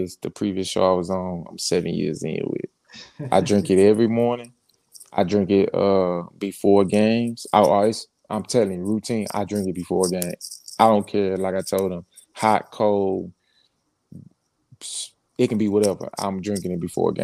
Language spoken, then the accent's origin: English; Port Arthur, Texas, United States; growing up in Port Arthur